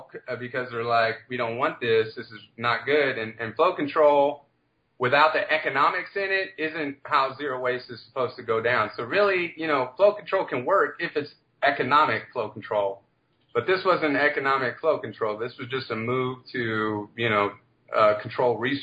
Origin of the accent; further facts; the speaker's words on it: DeSoto, Texas, United States; I'm originally from DeSoto